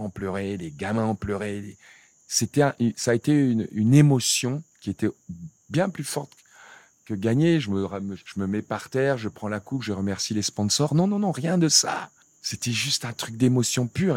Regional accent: Cameroon; moved away; je viens d'un petit village euh, du Cameroun

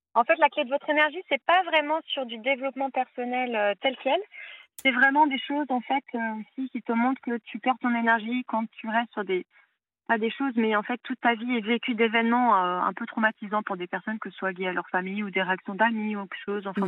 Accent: Paris, Île-de-France, France; moved away; Je viens de Paris

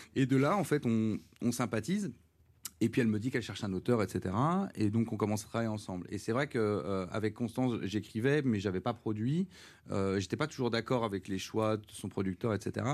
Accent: Charleville-Mézières, Grand Est, France; moved away; je viens du une ville qui est assez pauvre. Charleville

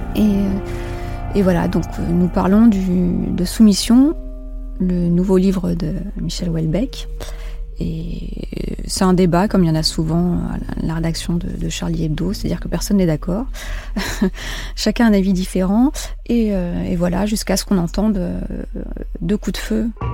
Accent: Djibouti; moved away; j'ai grandi euh, à la Corne de l'Afrique, à Djibouti

